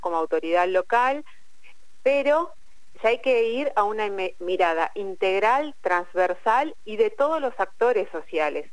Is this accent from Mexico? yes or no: no; Plottier, Neuquén, Argentina; soy de Plotier